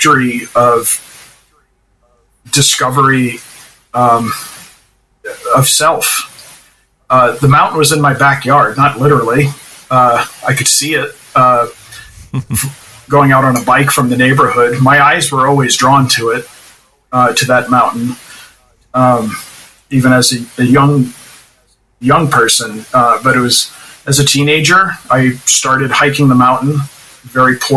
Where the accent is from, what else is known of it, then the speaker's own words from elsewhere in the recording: Jaffrey, New Hampshire, United States; I grew up in Jaffrey in the shadow of that mountain